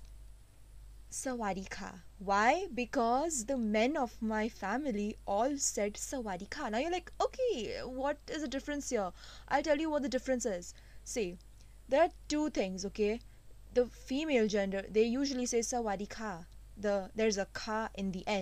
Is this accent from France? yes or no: no; India; being Indian